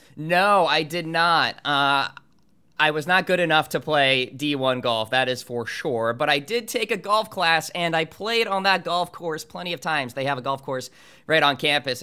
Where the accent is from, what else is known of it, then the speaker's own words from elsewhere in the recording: New Hampshire, United States; my hometown course up in New Hampshire called Green Meadow